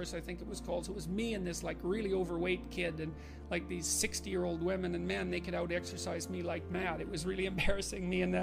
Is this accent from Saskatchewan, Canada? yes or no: no; Fairview, Alberta, Canada; I was from Northern Alberta, this rough little town up in Northern Alberta called Fairview